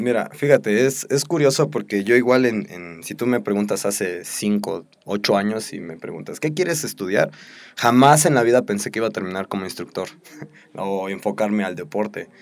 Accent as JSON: {"language": "Spanish", "country": "Mexico", "said": "nuestra sociedad como mexicanos"}